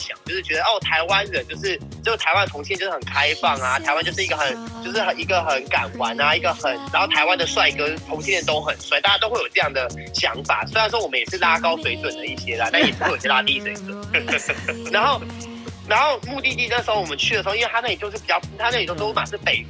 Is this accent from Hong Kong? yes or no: yes; Hong Kong; 一看他有我们是香港人啊